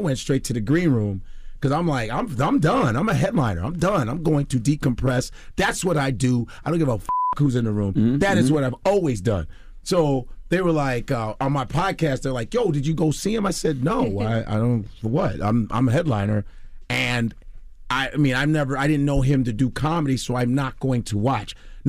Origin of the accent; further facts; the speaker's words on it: Chicago, Illinois, United States; now in New York, United States; Man, I'm Chicago all day. I just want to let you know I'm Chicagoan, even though I've been in New York for 20 years. I'm a Chicago guy.